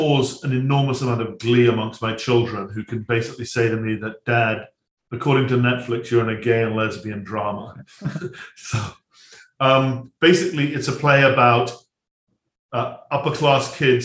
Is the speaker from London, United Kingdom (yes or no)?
no; Oxford area, South East England, United Kingdom; I'm from the Oxford area, just outside, and I went to Oxford